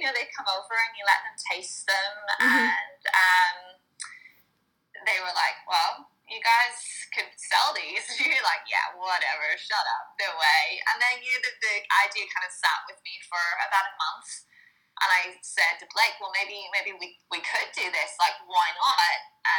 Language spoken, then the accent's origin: English; Northern Ireland, United Kingdom; moved away as an adult; now in Australia; So I'm not originally from Australia, which might be a little apparent from my weird accent. It's getting there. It's getting more Australian. I'm originally from Northern Ireland, and I came out to Australia as a backpacker coming up to 10 years now.